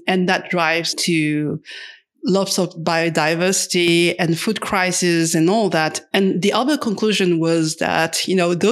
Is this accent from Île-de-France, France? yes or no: yes; Paris, Île-de-France, France; I'm from Paris in France